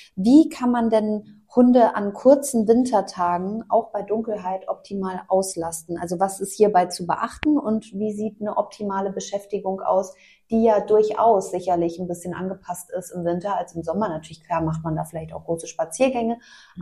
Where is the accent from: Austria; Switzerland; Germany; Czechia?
Germany; Mainz, Rhineland-Palatinate; moved away; ich komme ja gebürtig aus Mainz